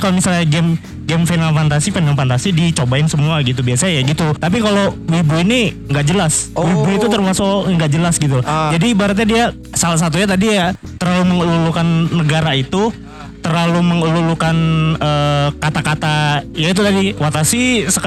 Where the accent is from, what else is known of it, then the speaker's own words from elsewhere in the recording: Banjarbaru, South Kalimantan, Indonesia; Uh, saya dari Banjarbaru